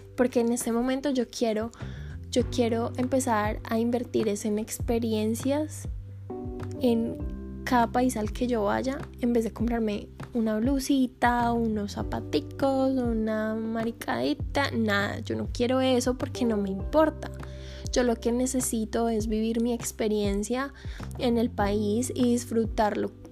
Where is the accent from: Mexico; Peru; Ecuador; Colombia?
Colombia; moved away as an adult; Nosotros como colombianos